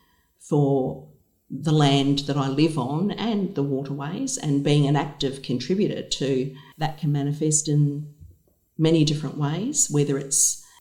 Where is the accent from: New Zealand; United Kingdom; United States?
New Zealand; now in Devonport, Australia; As an Indigenous woman myself, I am Māori from Aotearoa, New Zealand